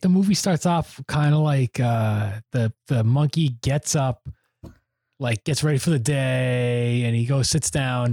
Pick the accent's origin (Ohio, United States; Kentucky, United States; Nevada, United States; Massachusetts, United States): Massachusetts, United States; near Worcester; our closest city from where we grew up in Worcester, Massachusetts